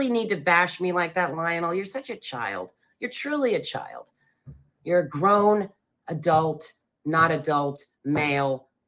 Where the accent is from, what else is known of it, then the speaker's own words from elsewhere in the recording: the South, United States; when I'm a Southerner?